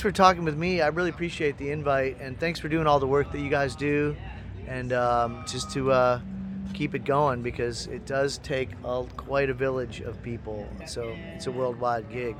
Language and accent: English; Midwest, United States; I'm from the Midwest